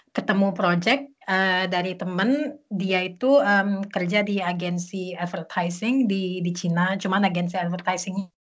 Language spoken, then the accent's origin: Indonesian; Jakarta, Indonesia; moved away as an adult; also born or lived in Beijing, China / Bali, Indonesia; now in Berlin, Germany; gue dari Jakarta sebenarnya, um, lahir di Jakarta